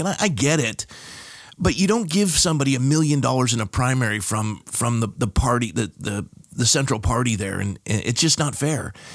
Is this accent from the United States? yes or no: yes; Coronado, California, United States; moved away as an adult; also born or lived in Fresno, California; now in Thousand Oaks, United States; born and raised in San Diego, California, a town called Coronado